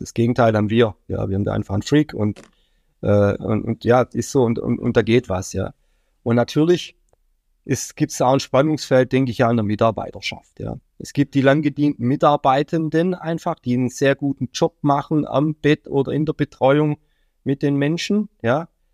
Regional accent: Baden-Württemberg, Germany; now in Mainz, Germany; ich komme ursprünglich aus Baden-Württemberg

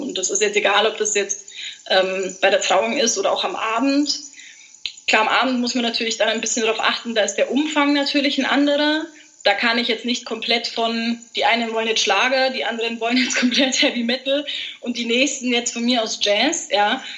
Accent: Allgäu, Bavaria, Germany; bin aus dem wunderschönen Allgäu

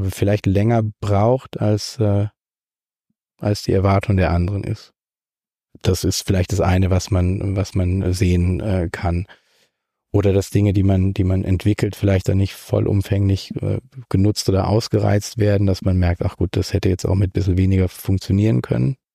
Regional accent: Kaiserstuhl, Baden-Württemberg, Germany; also born or lived in Freiburg; Ich bin äh, zwar in Freiburg geboren, aber mit anderthalb schon an den, an den Kaiserstuhl gezogen

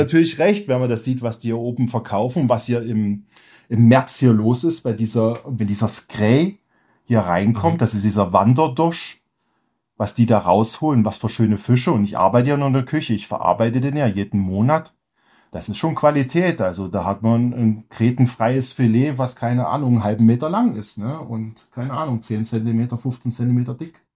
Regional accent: Germany; moved away as an adult; now in Lofoten, Norway; als Deutscher

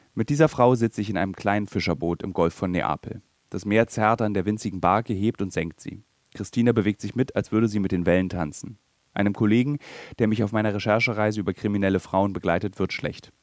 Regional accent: Berlin, Germany; für mich als Berliner

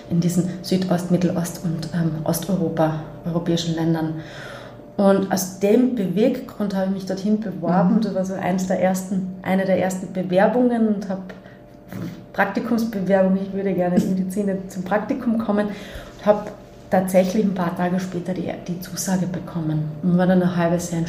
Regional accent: Carinthia, Austria; first language Slovenian; ich bin Kärntner Slowenin. Das heißt, ich bin im zweisprachigen Kärntner Raum, also in Udojesic neben Delo Koroschke, aufgewachsen und habe von klein auf sowohl Slowenisch als auch Deutsch äh, zu

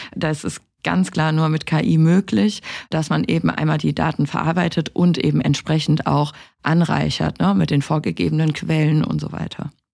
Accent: Rhineland-Palatinate, Germany; Ich komme aus der Pfalz

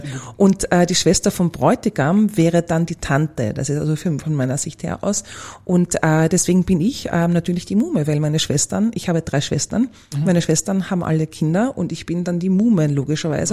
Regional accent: Vienna, Austria; Ich bin eine typische Wienerin

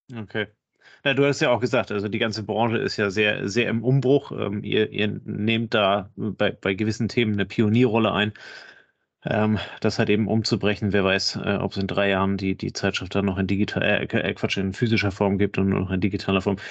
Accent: Kiel, Schleswig-Holstein, Germany; Kann ich als Kieler Sprotte nur absolut unterschreiben

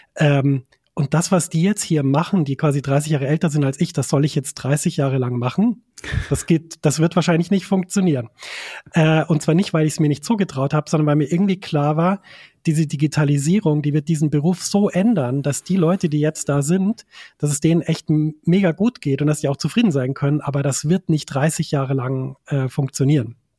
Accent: a tiny Bavarian village, Germany; ich komme aus einem winzig kleinen bayerischen Dorf

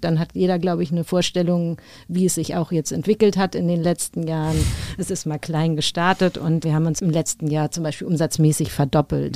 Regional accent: Hamburg, Germany; ich spiele seit meiner Kindheit Tennis, äh, damals noch beim UAC in Hamburg

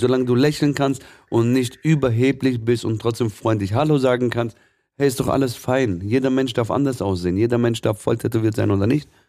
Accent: Swabia, Baden-Württemberg, Germany; ich bin schon gebürtiger Schwabe, meine, ursprünglich aus dem Libanon

